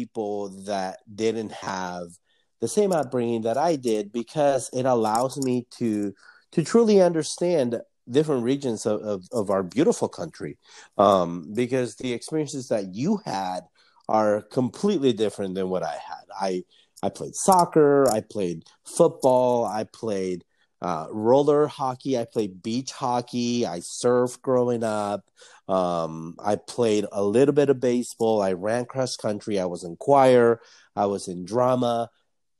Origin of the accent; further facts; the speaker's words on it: Anaheim, California, United States; now in Seattle, United States; I'm from Anaheim, California, Southern California